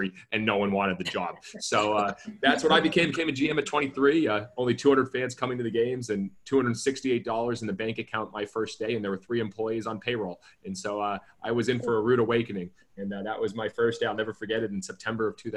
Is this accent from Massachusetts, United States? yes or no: yes; Massachusetts, United States; moved away as an adult; also born or lived in Spartanburg, South Carolina / Savannah, Georgia; growing up in Massachusetts